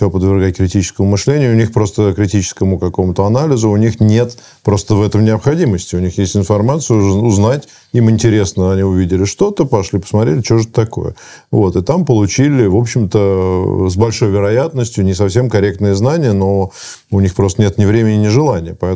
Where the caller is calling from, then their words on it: Moscow, Russia; я из Москвы вам звоню.